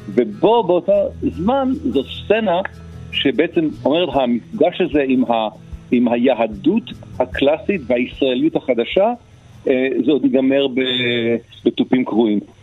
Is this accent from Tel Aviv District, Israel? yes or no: yes; Ramat Gan, Tel Aviv District, Israel; אני גדלתי בשכונה קטנה מאוד ברמת גן